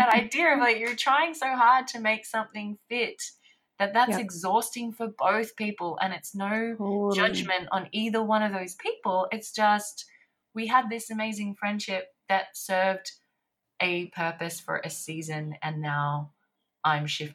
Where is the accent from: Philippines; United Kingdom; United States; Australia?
Australia; Sydney, New South Wales; also born or lived in Paris, France; I'm here now in Sydney